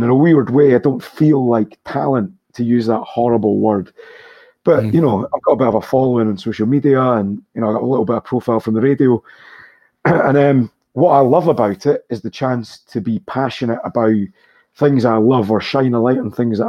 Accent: Scotland, United Kingdom; being Scottish and where we grew up

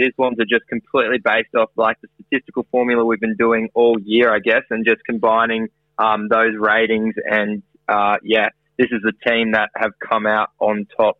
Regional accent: Queensland, Australia; As a Queenslander

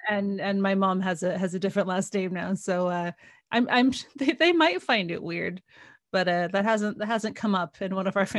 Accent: United States; now in United Kingdom; I grew up saying Sevilla because I grew up in the States. And even my family mispronounced it. And then I moved over here

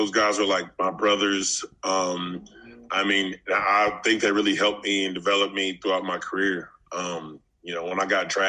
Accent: Fayetteville, Arkansas, United States; I'm from Fayetteville, Arkansas. And so in Arkansas, we don't have a professional basketball team.

